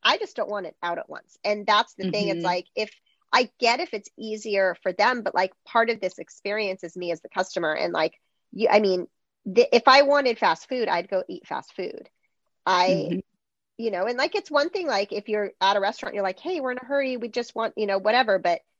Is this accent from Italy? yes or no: no; Greece; English is a second language; I'm from Greece and in Greece, like mealtimes last for like hours for sure. Like every time when we go back, it's like mealtime is like a drawn out thing.